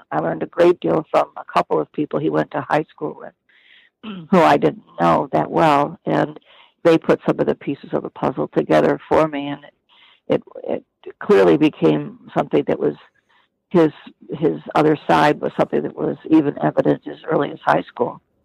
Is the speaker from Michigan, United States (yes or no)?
yes; Detroit, Michigan, United States; moved away as an adult; also born or lived in Midwest / Pacific Northwest; growing up in Detroit.